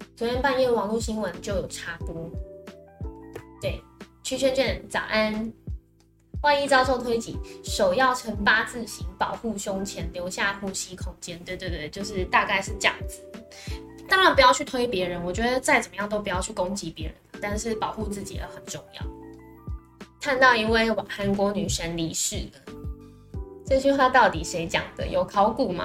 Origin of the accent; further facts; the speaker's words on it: Taiwan; 我们台湾人